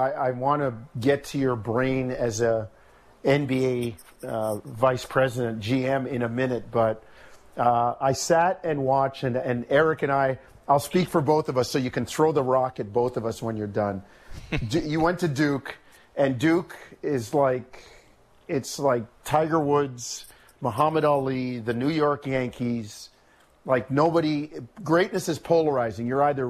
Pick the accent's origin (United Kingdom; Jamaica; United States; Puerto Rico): Jamaica; born there; Patrick Ewing is from the same hometown as my dad. I was born in Jamaica as well.